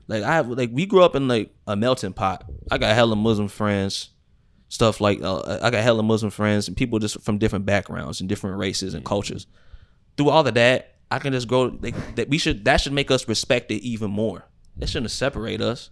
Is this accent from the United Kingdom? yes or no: no; United States; I'm Christian because I was born in the United States of America into a Christian family